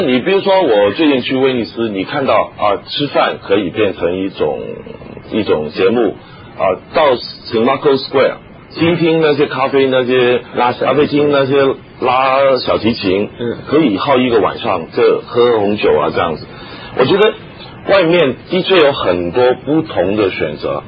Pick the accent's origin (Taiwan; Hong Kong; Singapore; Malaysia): Hong Kong; 我记得小时候，嗯。我不是上海人，我是广东人，但是我念培盛，那个嗯。不错的学校。对，一个基督教的学校